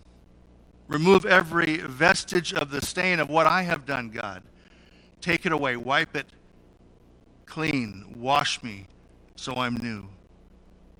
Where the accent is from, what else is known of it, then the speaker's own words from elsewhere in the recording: Salinas, California, United States; I grew up in Salinas, California